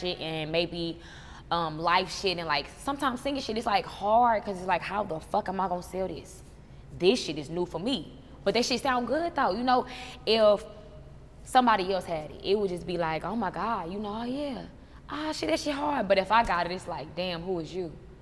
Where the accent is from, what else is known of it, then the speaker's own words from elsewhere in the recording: St. Louis, Missouri, United States; I'm from the Lou